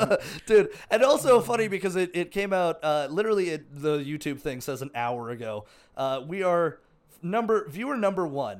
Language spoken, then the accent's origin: English; Canada; I was from Canada.